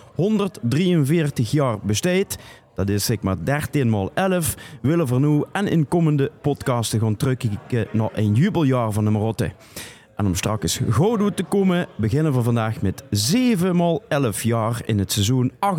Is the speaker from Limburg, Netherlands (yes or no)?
yes; Sittard, Limburg, Netherlands; ik kom uit Zittert